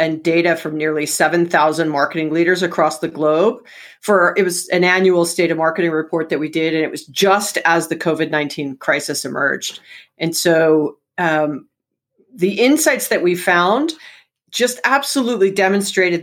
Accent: Hawaii, United States; I was born and raised in Hawaii

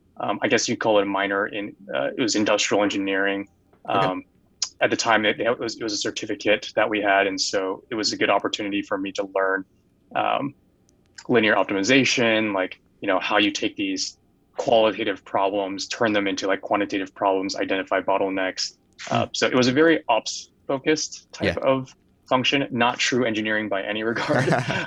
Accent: San Jose, California, United States; born there; I was actually born in Northern California in a place called San Jose. My parents immigrated here from Taiwan.

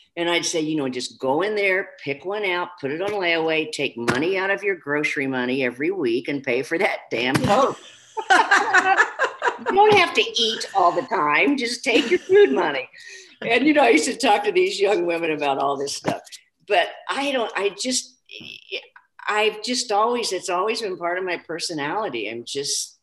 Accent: Kansas, United States; also born or lived in St. Louis; now in Minnesota, United States; my little town that I grew up in in Kansas.

